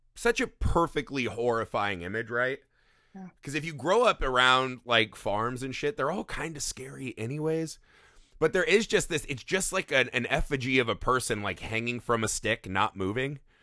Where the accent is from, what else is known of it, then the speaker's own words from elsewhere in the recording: Indiana, United States; growing up in Indiana, we were always surrounded by cornfields everywhere